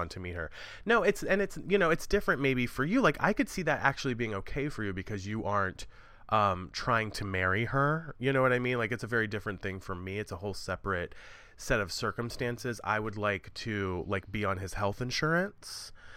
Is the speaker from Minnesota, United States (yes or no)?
no; Maryland, United States; moved away as an adult; also born or lived in New York; where I live in Maryland at the moment